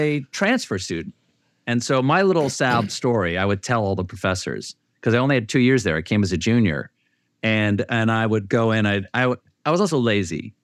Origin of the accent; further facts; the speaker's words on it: Charleston, South Carolina, United States; I grew up in Charleston, South Carolina